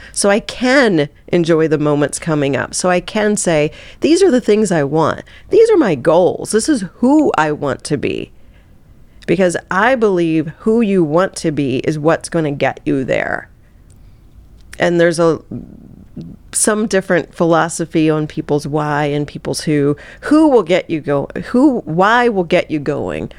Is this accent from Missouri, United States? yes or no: yes; Southeast Missouri, United States; I grew up in Southeast Missouri